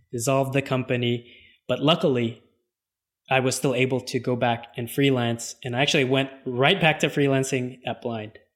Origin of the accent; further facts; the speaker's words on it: Los Angeles, California, United States; I was born and raised in Los Angeles